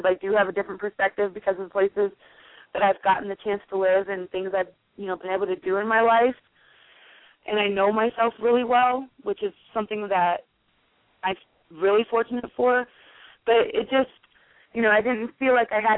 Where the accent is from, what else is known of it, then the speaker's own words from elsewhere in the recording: Omaha, Nebraska, United States; being from Omaha